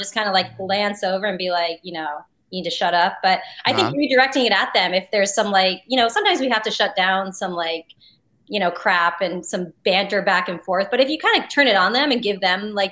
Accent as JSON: {"language": "English", "region": "New Jersey", "country": "United States", "said": "I'm from Jersey too."}